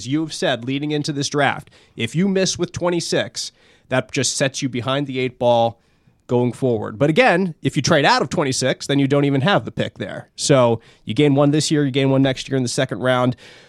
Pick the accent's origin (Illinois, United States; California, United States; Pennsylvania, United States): Pennsylvania, United States; Philadelphia; Growing up in Philly